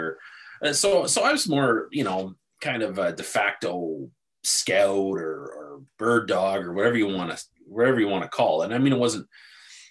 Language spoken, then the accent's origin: English; Picton, Ontario, Canada; we played minor hockey here. I played novice rep for Picton Minor Hockey Association